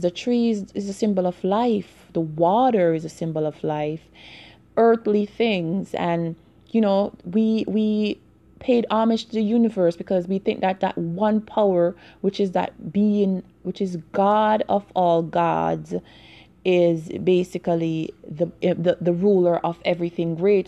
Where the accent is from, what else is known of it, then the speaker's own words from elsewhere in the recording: Jamaica; growing up in Jamaica